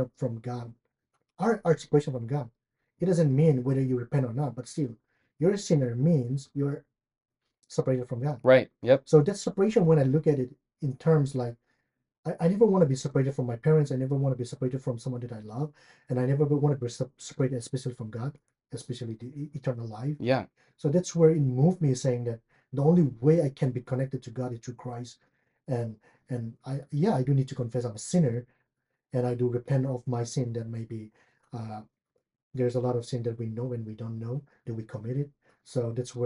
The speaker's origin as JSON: {"language": "English", "country": "India", "also_born_or_lived": "Chicago, United States / Louisville, United States", "moved": "yes", "lives_now": "Lexington, United States", "said": "I'm from India. And right now I stay in Lexington, Kentucky"}